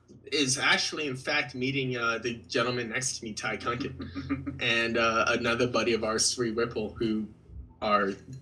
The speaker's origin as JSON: {"language": "English", "town": "Huntington Beach", "region": "California", "country": "United States", "tie": "born or raised there", "moved": "as an adult", "lives_now": "San Francisco, United States", "said": "grew up in Huntington Beach, so I skated and was at the beach all the time as a kid."}